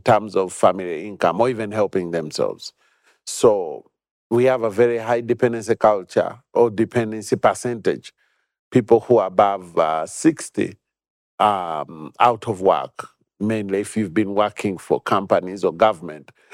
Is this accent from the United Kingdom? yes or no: no; Uganda; I've been born and bred in Uganda.